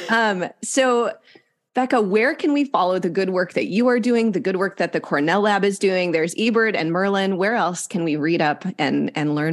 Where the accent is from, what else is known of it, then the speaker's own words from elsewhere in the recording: Wisconsin, United States; now in Southern California, United States; They're with me in Southern California. They were with me growing up in Northern Wisconsin.